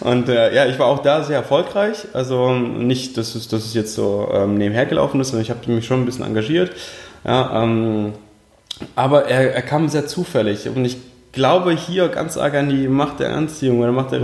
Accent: Heidelberg, Baden-Württemberg, Germany; German is a second language; also born or lived in Uzbekistan; aufgewachsen bin ich in schönen Heidelberg unten im Süden Deutschlands. Und ursprünglich geboren tatsächlich in Usbekistan

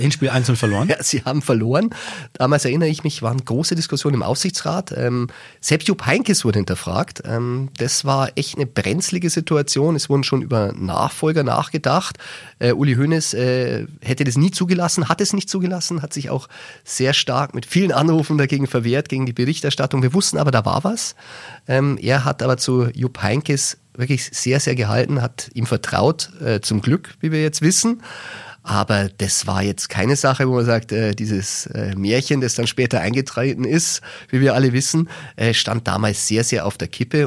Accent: Germany; als Deutscher

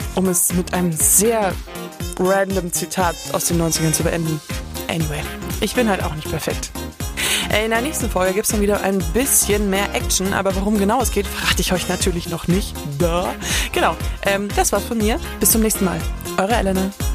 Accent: Southern Bavaria, Germany; ich bin im Südbayern aufgewachsen

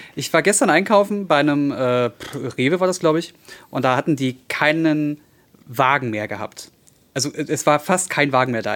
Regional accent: Berlin, Germany; also born or lived in Hellersdorf-Marzahn; als gute Berliner der in Neukölln groß geworden ist, beziehungsweise 14 Jahre lang gelebt hat

